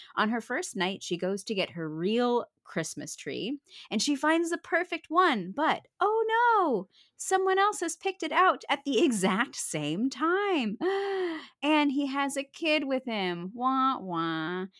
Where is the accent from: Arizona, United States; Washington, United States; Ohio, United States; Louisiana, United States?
Arizona, United States; Phoenix; I grew up in Phoenix, fucking Arizona